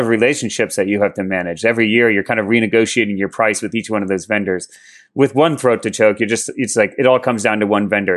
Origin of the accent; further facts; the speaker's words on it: Maplewood, New Jersey, United States; moved away as an adult; also born or lived in Berkeley, California; I grew up in Jersey mostly.